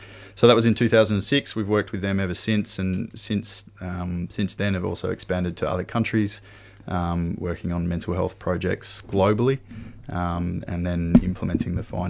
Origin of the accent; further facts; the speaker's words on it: Perth, Western Australia, Australia; So I grew up in Perth, worked on farms and worked on factories, you know, largely blue collar work when I was younger